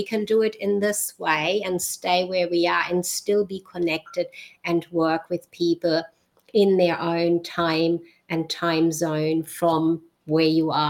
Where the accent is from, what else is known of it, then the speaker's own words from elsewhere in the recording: Germany; born there; I was born in Germany, so my accent switches. different people hear different accents.